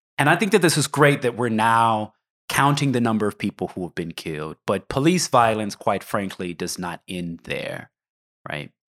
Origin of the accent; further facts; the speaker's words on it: Oklahoma, United States; I grew up in Oklahoma